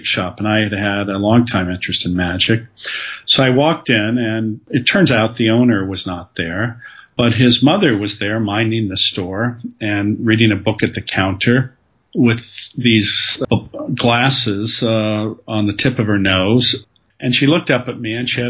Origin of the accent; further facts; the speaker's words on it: Southern California, United States; My background is that I grew up in Southern California